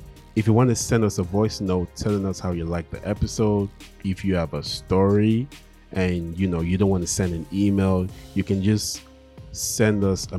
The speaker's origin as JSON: {"language": "English", "country": "Nigeria", "said": "We make jokes saying one of the best gifts your parents can give you as a Nigerian kid is to give you make you a citizen of a country like the US or the UK, right?"}